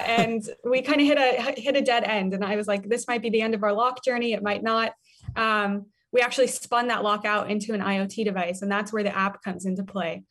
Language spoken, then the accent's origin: English; Denver, Colorado, United States; I grew up in Denver, Colorado, so I was always on a bike.